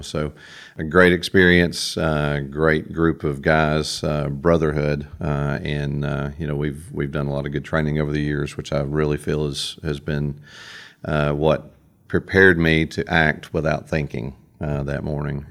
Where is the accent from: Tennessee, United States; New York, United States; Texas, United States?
Tennessee, United States; Cookeville; I'm from Cookville, Putnam County. I've lived here my entire life, now all fifty years of it